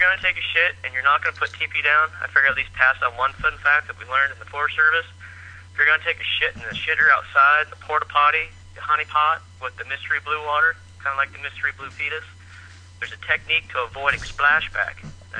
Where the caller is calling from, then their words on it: Idaho, United States; Northern Idaho. I'm not Australian, but I have a healer.